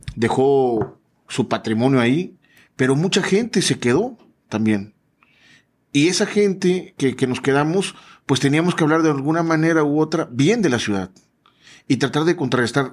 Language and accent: Spanish; Tuxpan, Veracruz, Mexico; moved away; also born or lived in Coatzacoalcos, Veracruz; Yo no soy de Coaxacualcos, yo soy de Tuxpan, Veracruz